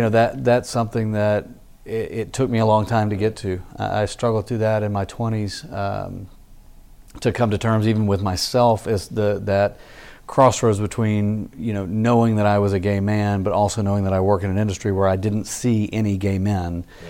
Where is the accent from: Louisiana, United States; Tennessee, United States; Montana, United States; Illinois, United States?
Tennessee, United States; Memphis; moved away as an adult; also born or lived in Starkville, Mississippi / Dallas, Texas / College Station, Texas / Fort Worth, Texas; now in Austin, United States; I grew up in Memphis.